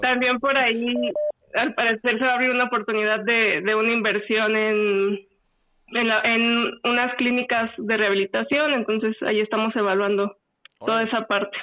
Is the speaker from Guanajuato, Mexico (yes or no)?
yes; Guanajuato, Mexico; moved away as an adult; now in Querétaro, Mexico; nací en Guanajuato y ya llevo en Querétaro alrededor de 10